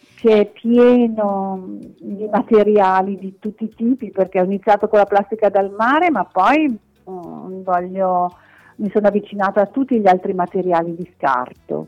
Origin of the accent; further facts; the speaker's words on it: Milan, Lombardy, Italy; also born or lived in Villasor, Sardinia; sono nata in Sardegna, ma ho sempre vissuto a Milano